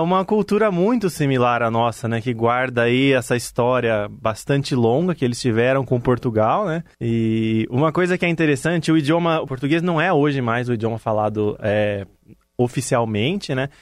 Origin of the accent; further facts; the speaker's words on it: Brazil; moved away as an adult; sou do Brasil